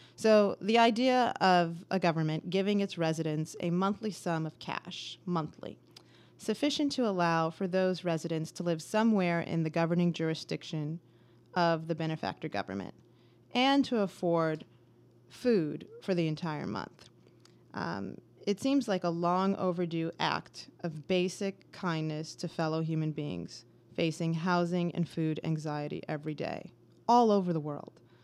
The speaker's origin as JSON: {"language": "English", "town": "Bloomfield Township", "region": "Michigan", "country": "United States", "said": "I'm from Bloomfield Township, Michigan"}